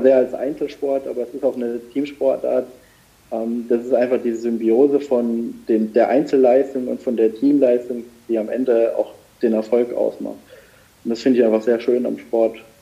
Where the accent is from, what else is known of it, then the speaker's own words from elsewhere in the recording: Saarland, Germany; ich bin ja gebürtiger Saarländer und wohne auch noch im Saarland